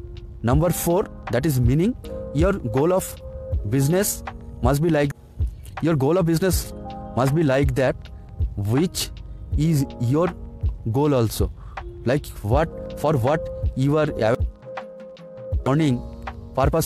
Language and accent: English; India; I am from India